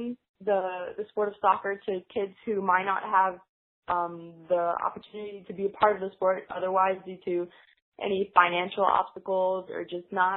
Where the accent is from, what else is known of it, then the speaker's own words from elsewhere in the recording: Greenville, United States; I kind of grew up with that, even though I grew up in here in Greenville.